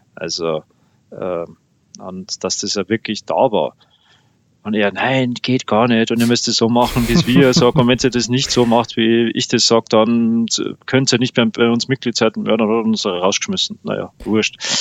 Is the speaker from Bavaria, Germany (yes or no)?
yes; Landshut, Bavaria, Germany; meiner Heimatstadt von Landshut